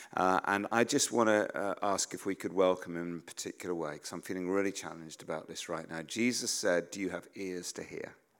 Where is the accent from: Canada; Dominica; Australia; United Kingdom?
United Kingdom; as British people